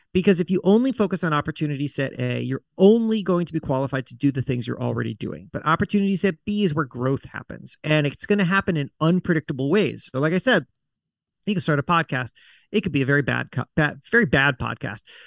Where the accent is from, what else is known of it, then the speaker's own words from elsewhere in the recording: South Florida, United States; I grew up in South Florida